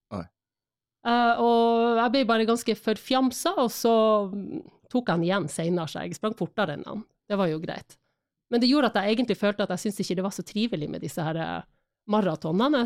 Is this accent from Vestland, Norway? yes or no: no; Harstad, Troms, Norway; moved away as an adult; also born or lived in Spain / England / Florida; now in Oslo, Norway; Jeg flytta vel fra Harstad da jeg var 18, eller kanskje jeg akkurat hadde fylt 19